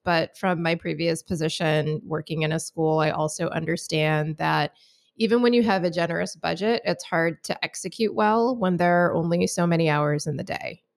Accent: Michigan, United States; I grew up in Michigan, went to college in West Michigan

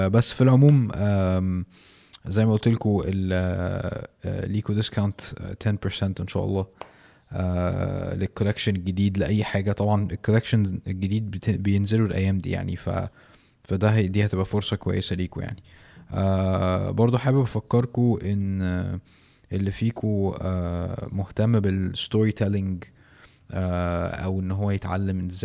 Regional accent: Mansoura, Dakahlia, Egypt; ما انا برضو من المنصورة تقريبا ورحت مر مرتين مثلا ولا حاجة

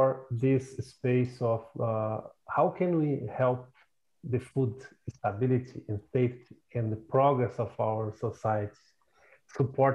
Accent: South Region, Brazil; moved away as an adult; I'm originally from Brazil. My family still have a farm in the south of Brazil, close to Uruguay's country

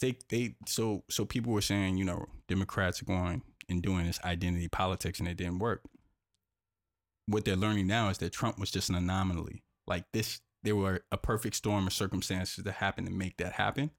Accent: North Carolina, United States; I grew up in North Carolina, I grew up in North Carolina.

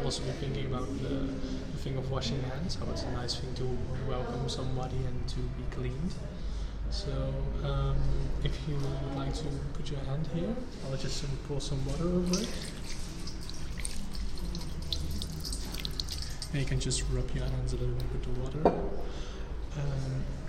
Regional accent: Netherlands; I'm from the Netherlands.

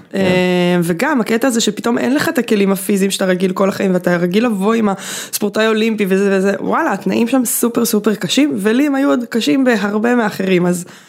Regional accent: Bat Yam, Tel Aviv District, Israel

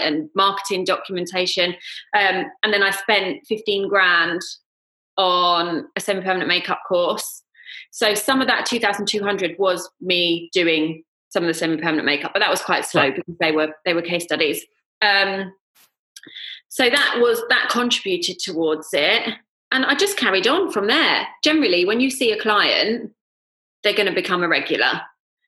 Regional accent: Surrey, South East England, United Kingdom; moved away as an adult; now in London, United Kingdom; So I grew up in Surrey, lived in Surrey

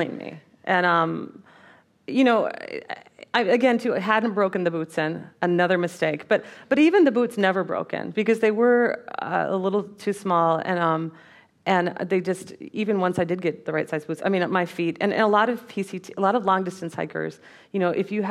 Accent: Minnesota, United States; I grew up in Minnesota.

